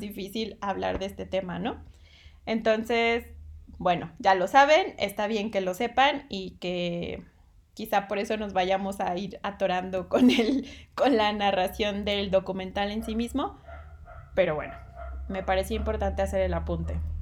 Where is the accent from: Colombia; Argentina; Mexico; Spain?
Mexico; southern Veracruz; yo, yo nací en Veracruz, en el sur de Veracruz